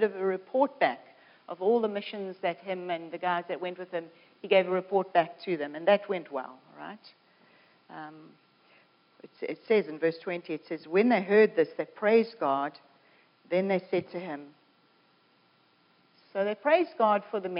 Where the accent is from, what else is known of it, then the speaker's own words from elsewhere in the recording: South Africa; now in Canada; I'm a South African coming to Canada